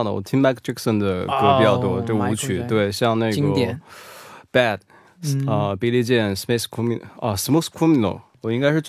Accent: Hunan, China; 我是来自湖南的拖延症患者

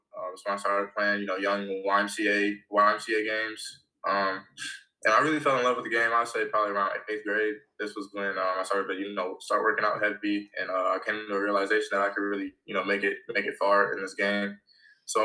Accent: Lawrence, Kansas, United States; now in South Dakota, United States; So, growing up in Lawrence, it's another college town.

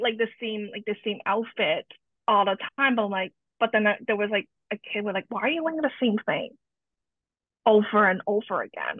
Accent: Canada; also born or lived in Hong Kong; I was born in Hong Kong and moved uh, to Canada with my family at a young age

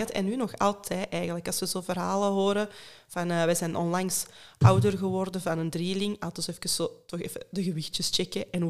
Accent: Hoogstraten, Flanders, Belgium; now in Mortsel, Belgium; ik ben eigenlijk van Hoogstraat

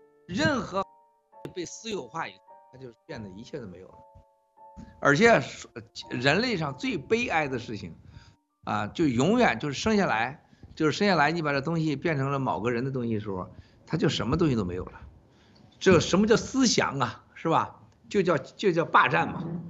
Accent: Shenxian, Hebei, China; 我们家是古城啊，你查查地图，小铁从深县古城到河南运城，你看有多远？我们老家跟他家多远？

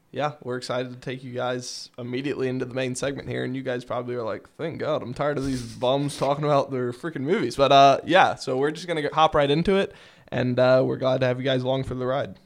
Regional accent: Kentucky, United States; we're from Kentucky

